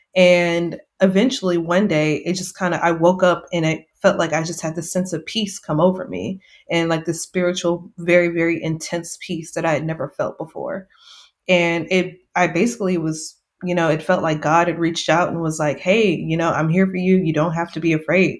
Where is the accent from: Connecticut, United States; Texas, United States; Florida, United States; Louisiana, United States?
Texas, United States; Seguin; now in San Antonio, United States; I am from Texas, a small town called Seguin, which is not far from San Antonio, which is where I'm currently living